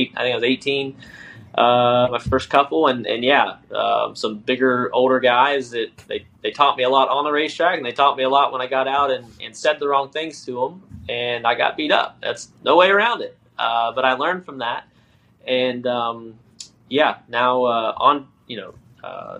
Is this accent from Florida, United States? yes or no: yes; South Florida, United States; also born or lived in South Georgia; My great grandfather, Cicero, moved the family to South Florida for an earlier crop